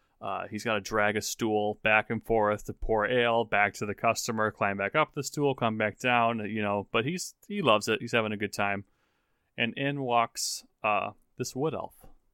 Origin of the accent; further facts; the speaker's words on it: United States; I'm American.